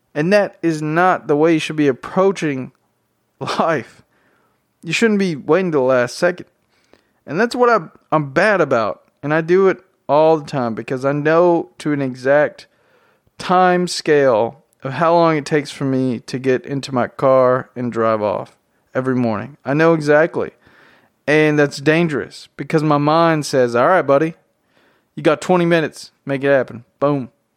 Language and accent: English; Tennessee, United States; accent: southern drawl; I'm from Tennessee. I have a very southern accent, drawl